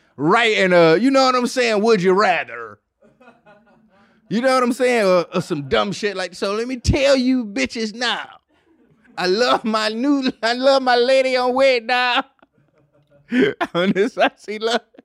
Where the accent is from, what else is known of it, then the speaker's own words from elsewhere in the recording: Detroit, Michigan, United States; I'm from Detroit